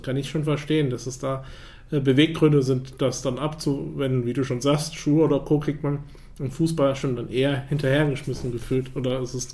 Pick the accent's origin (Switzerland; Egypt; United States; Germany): United States; German is a second language; Ich sehe das auch immer als Amerikaner.